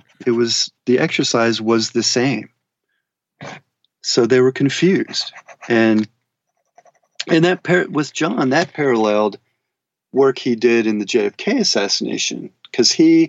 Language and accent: English; Germany; born there; In fact, I was born in Germany.